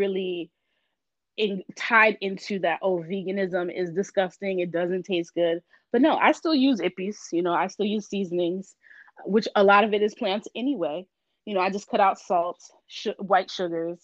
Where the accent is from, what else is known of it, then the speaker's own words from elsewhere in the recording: Miami, Florida, United States; I'm originally from Miami, Florida. I'm a first generation American. My parents are from Haiti.